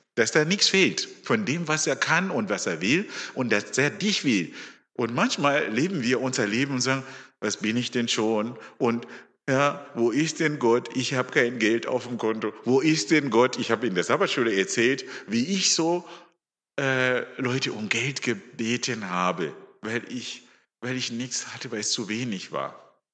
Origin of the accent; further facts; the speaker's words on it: Zimbabwe; also born or lived in Stuttgart, Germany; now in Germany; ich bin ein Afrikaner. Ich komme aus Simbabwe